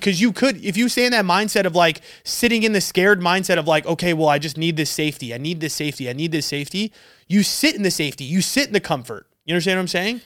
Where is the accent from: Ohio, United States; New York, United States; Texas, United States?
New York, United States; now in Arizona, United States; I was back home from New York